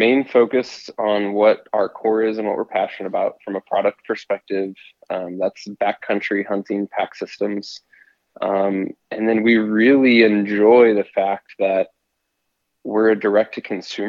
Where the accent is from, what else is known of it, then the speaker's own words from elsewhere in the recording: Missouri, United States; I grew up, born and raised in the Midwest in Missouri